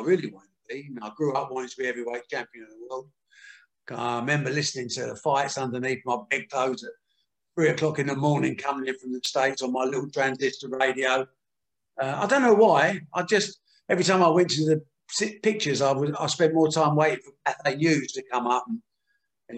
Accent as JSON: {"language": "English", "town": "Dagenham", "region": "London", "country": "United Kingdom", "tie": "born or raised there", "said": "I was born in Dagenham in the East End of London"}